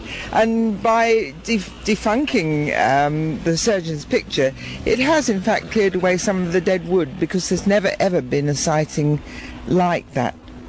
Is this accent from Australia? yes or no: no; London, United Kingdom; moved away as an adult; now in Scotland, United Kingdom; which is one of the very old Scottish names. But no, I'm not a Scot. I'm actually a Londoner. But this is my home, and it has been for about half my life.